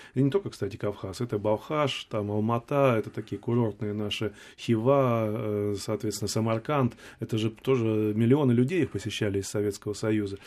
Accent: Siberia, Russia; я человек, как бы, сибиряк, да, родился в Сибири

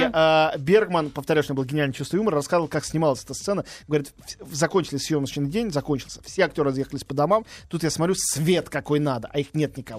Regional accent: Russia; я, единственный из России

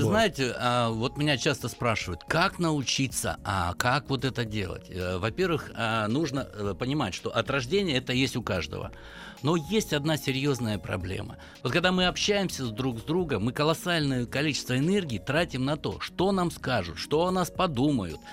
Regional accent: the Urals, Chelyabinsk Oblast, Russia; я с Урала, из Челябинской области

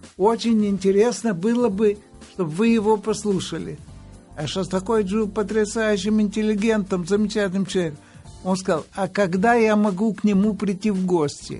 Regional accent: Odesa, Odesa Oblast, Ukraine; moved away; Родился я в Одессе

